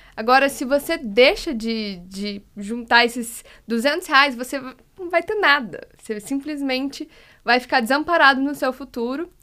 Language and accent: Portuguese; Curitiba, Paraná, Brazil; moved away; Sou de Curitiba